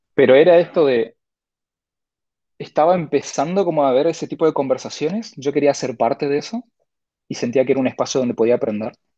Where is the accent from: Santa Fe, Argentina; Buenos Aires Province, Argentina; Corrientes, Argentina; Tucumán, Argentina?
Corrientes, Argentina; moved away as an adult; now in Buenos Aires, Argentina; soy correntino, nací en Corrientes Capital, creo que hasta los 23, 24 años estuve ahí